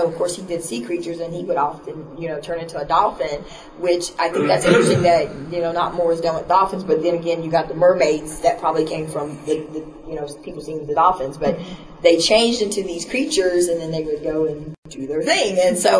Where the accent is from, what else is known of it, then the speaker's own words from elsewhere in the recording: Virginia, United States; because I'm from Virginia, in a little bitty small town